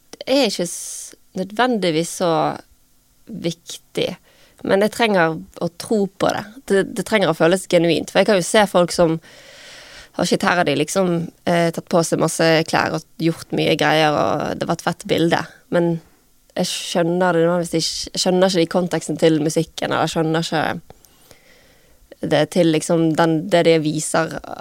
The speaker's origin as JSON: {"language": "Norwegian", "town": "Bergen", "region": "Vestland", "country": "Norway", "tie": "born or raised there", "moved": "yes", "said": "så bodde jeg hjemme i Arna"}